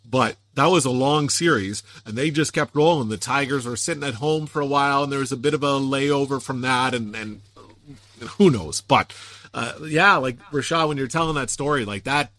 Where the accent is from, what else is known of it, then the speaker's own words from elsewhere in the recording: Windsor, Ontario, Canada; also born or lived in Owen Sound; I'm from Windsor